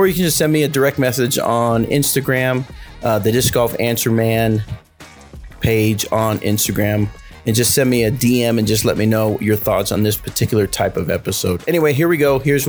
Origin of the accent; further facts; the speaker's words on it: United States; Well, I am American.